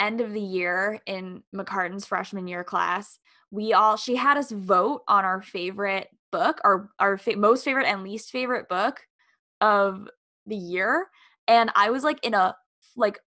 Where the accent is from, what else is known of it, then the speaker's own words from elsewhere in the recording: New York, United States; I'm from New York